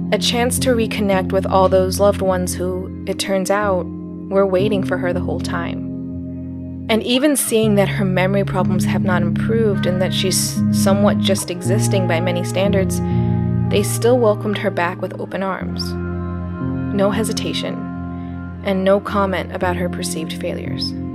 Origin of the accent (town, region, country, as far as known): Arizona, United States; born or raised there; moved away as an adult